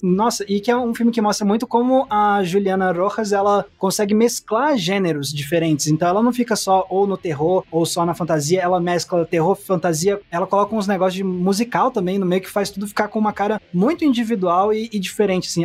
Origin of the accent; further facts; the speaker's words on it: Brasília, Federal District, Brazil; de onde eu sou, de Brasília, do DF